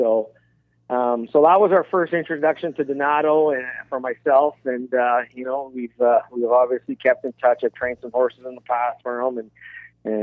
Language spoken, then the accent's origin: English; Canada; as a Canadian